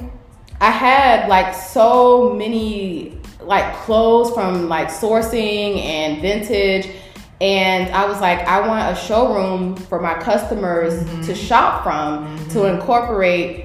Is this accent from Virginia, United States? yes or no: yes; Norfolk, Virginia, United States; also born or lived in Richmond, Virginia; I'm originally from Norfolk